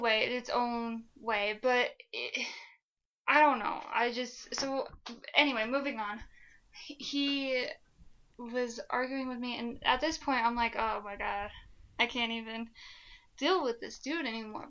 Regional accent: Flagstaff, Arizona, United States; born or raised there

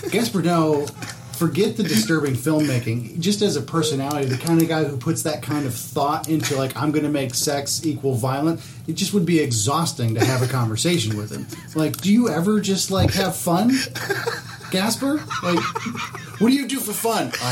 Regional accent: Argentina; that is America pushing my home country of Argentina.

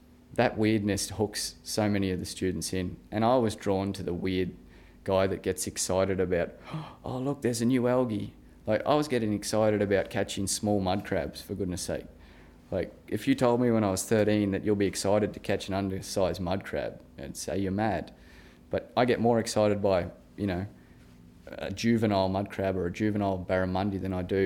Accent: Gladstone, Queensland, Australia; accent: regional; growing up in Gladstone

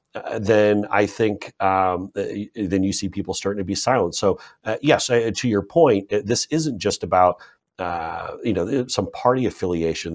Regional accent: Seattle, Washington, United States; I grew up in Seattle, Washington, which is in the northwest corner of the United States.

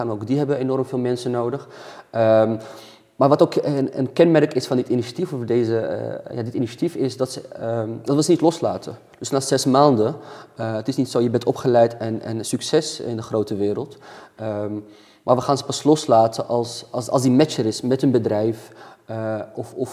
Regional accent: Amsterdam, North Holland, Netherlands; kom uit het Nieuw-West

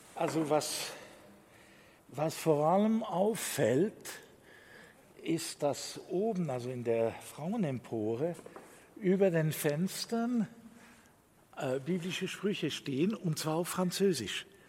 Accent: La Chaux-de-Fonds, Neuchâtel, Switzerland; wenn ich in anderen jüdischen Gemeinden in der Schweiz bin und ich sage, ich bin aus Schottfonds

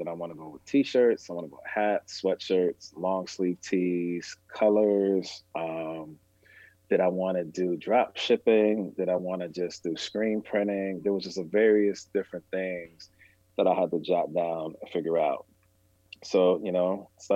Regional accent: Massachusetts, United States; we are from Massachusetts, but we're not from Boston.

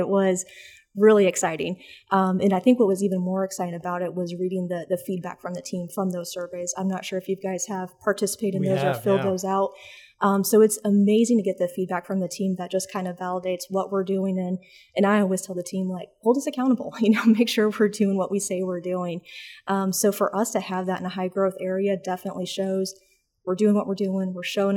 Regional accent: Des Moines, Iowa, United States; moved away as an adult; also born or lived in Dubuque, Iowa; now in Charlotte, United States; born and raised in Des Moines, Iowa

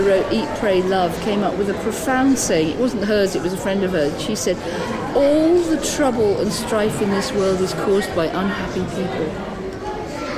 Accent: Devon, South West England, United Kingdom; also born or lived in London; I'm from Devon

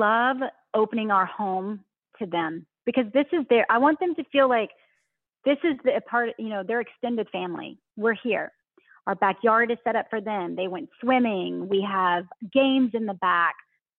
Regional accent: the South, United States; accent: Southern drawl; I'm from the South. So I still do that Southern

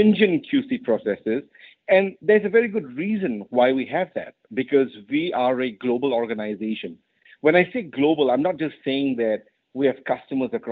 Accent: Malaysia; moved away as an adult; also born or lived in United Kingdom / United States; I was born and raised in Malaysia

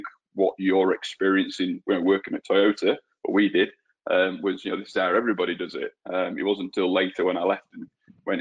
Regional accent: Peak District, north of England, United Kingdom; moved away as an adult; also born or lived in New Zealand; now in Australia; I was born and raised in England. And I actually I grew up in a small village in the north of England, on the edge of an area that they call the Peak District

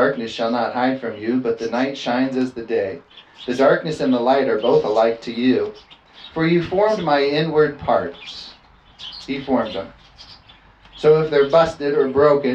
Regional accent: California, United States; I was from California

